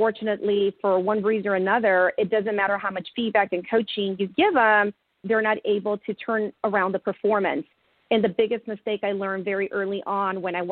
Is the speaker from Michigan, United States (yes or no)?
no; California, United States; now in Houston, United States; I'm from California, even though I'm based in Houston, but I'm from California